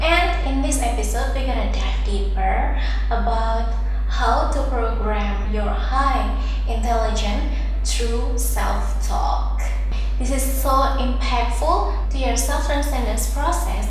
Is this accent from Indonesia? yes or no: yes; Indonesia; first language Indonesian; English is a second language; I come from Indonesia